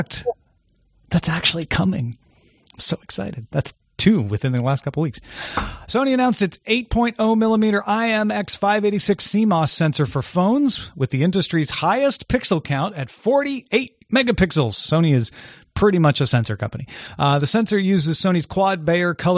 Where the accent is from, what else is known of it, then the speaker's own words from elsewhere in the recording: St. Louis, Missouri, United States; my hometown paper, the St. Louis Post-Dispatch